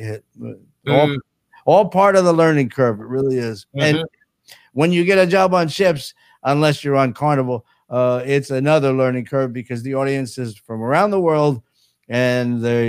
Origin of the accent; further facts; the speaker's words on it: New Jersey, United States; moved away as an adult; now in Florida, United States; I'm from Jersey.